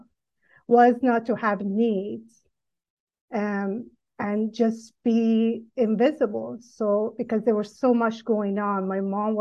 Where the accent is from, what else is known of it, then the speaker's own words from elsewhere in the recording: Iran; moved away as an adult; I grew up in Iran until age of 18